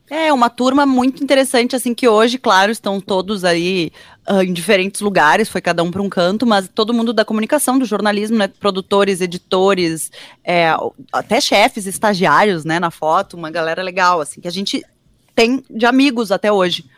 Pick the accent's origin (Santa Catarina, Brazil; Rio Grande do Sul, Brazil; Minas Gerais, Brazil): Rio Grande do Sul, Brazil; Porto Alegre; also born or lived in Cruz Alta; Então eu nasci em Cruz Alta, mas eu na verdade morei a minha vida inteira já em Porto Alegre.